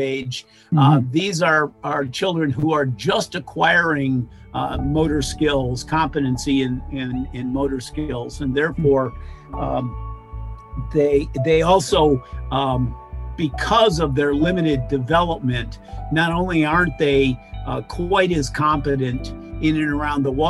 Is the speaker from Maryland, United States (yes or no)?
no; Finger Lakes, Western New York, United States; I grew up in Western New York in an area called the Finger Lakes